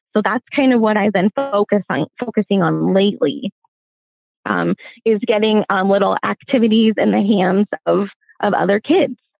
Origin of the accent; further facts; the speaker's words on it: Montana, United States; I grew up still here in Montana, uh, definitely not small town rural. I grew up in a city a couple hours away